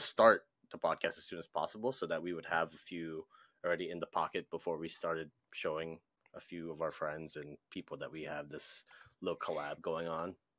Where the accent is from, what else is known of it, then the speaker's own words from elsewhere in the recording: Hawaii, United States; I'm from Hawaii.